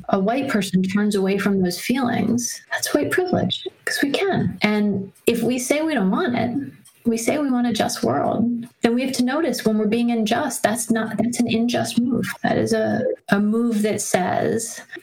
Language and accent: English; Washington, District of Columbia, United States; I grew up in Washington, D.C.